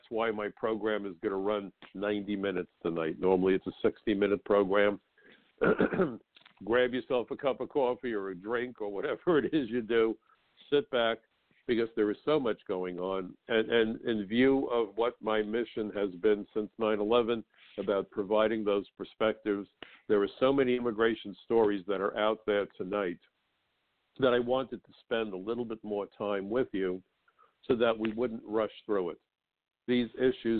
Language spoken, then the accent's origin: English; New York, United States; as a New Yorker